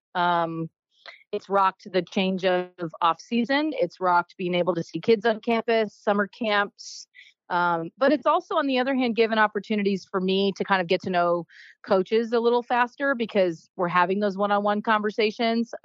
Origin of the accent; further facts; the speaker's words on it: Maine, United States; moved away; I'm originally from Maine.